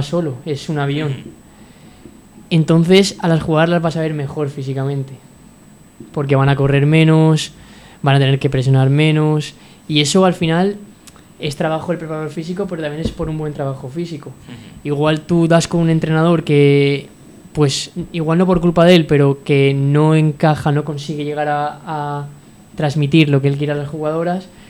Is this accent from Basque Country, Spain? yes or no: no; Sagunto, Valencian Community, Spain; mi, de pueblo, yo soy del puerto de Sagunto